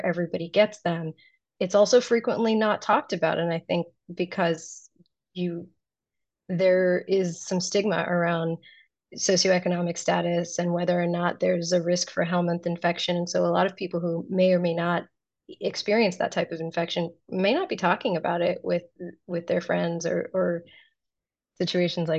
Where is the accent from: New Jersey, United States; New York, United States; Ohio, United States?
Ohio, United States; Columbus; I grew up in Columbus, Ohio, so major metropolitan city